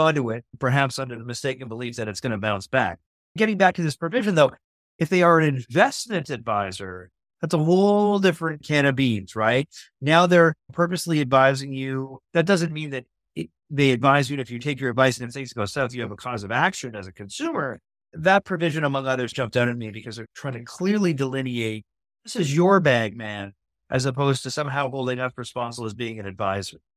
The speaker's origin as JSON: {"language": "English", "country": "Canada", "said": "As a Canadian"}